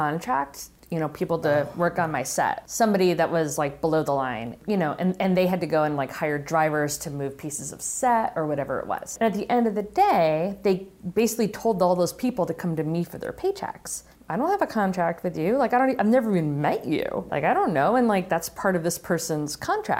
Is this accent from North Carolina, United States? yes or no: no; Western Massachusetts, United States; I'd be shooting a feature film in my hometown